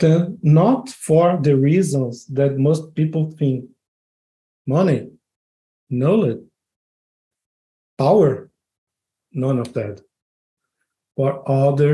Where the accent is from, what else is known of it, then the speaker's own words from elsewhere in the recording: São Paulo, Brazil; moved away as an adult; also born or lived in Rio de Janeiro, Brazil; now in Braga, Portugal; I am from Brazil, São Paulo, to be more specific.